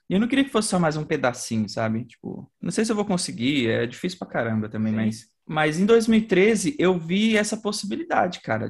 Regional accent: São Paulo, Brazil; also born or lived in Aioses, Maranhão; eu cresci no Capão, né, minha vida toda

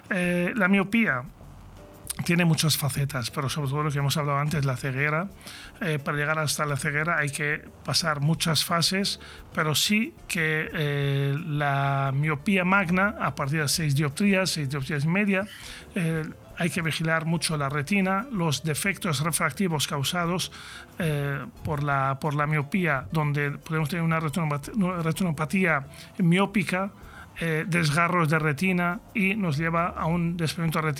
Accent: Catalonia, Spain; lo digo yo, siendo catalán

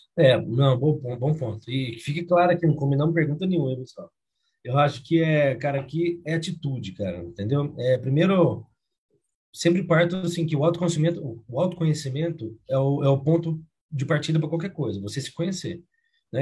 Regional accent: Uberlândia, Minas Gerais, Brazil; accent: mineiro; moved away as an adult; also born or lived in Rio Grande do Sul; now in Curitiba, Brazil; sou mineiro de Uberlândia

